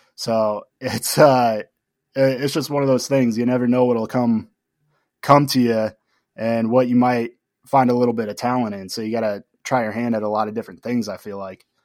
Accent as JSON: {"language": "English", "town": "Tucson", "region": "Arizona", "country": "United States", "tie": "born or raised there", "said": "I'm born and raised in Tucson"}